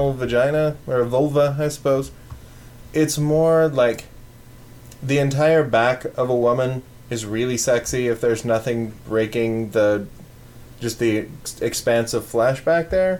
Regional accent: Arizona, United States; moved away; I come from Arizona, where their liquor laws are sane

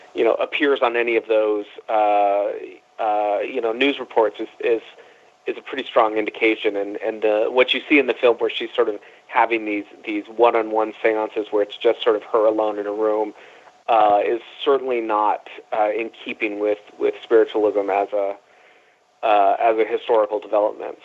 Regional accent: San Jose, California, United States; also born or lived in Los Angeles / New York; I grew up in San Jose, California

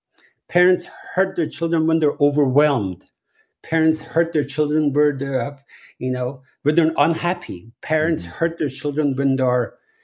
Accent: Iran; that was a very standard method of, you know, parenting when I was growing up in Iran

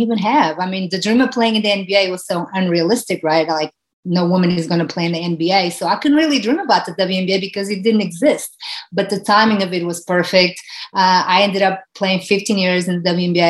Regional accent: Portugal; moved away as an adult; now in United States; growing up in Portugal, where soccer, it's a country that is ruled by soccer

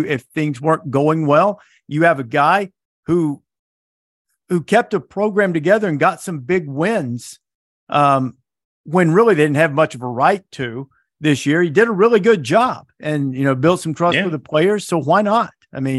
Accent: Muscle Shoals, Alabama, United States; I grew up in Northwest Alabama, where it was dry for quite some period of time.

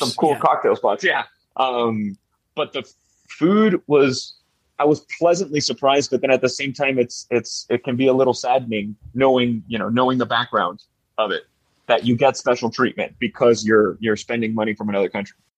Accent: Miami, Florida, United States; born and raised in Miami, Florida

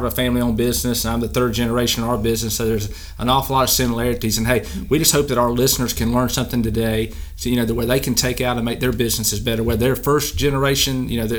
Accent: Anderson, South Carolina, United States; our hometown of Anderson, South Carolina

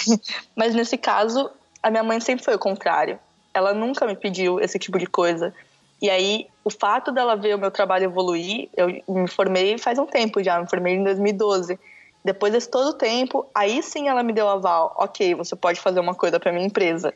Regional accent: São Paulo, Brazil; Eu sou de São Paulo

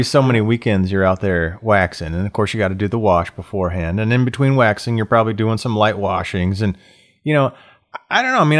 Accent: the South, United States; I grew up in the South.

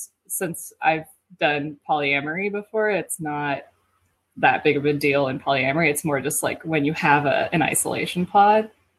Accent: Iowa, United States; now in Seattle, United States; I'm from Iowa.

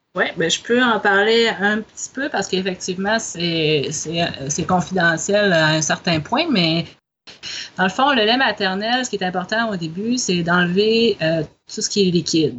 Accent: Côte-Nord, Quebec, Canada; moved away; je suis québécoise, originaire de cette île sur la côte nord

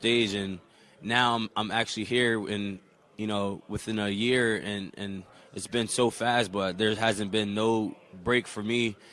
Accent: New Jersey, United States; moved away as an adult; wanting to stay home and represent New Jersey

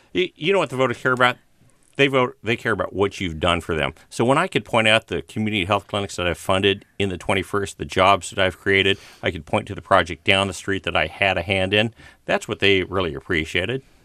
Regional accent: Walnut Creek, California, United States; Bay Area, yeah. Uh, I was born on Walnut Creek

